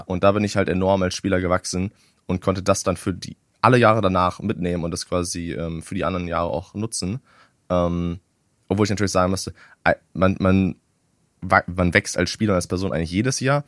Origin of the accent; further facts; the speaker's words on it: Germany; ich als Deutscher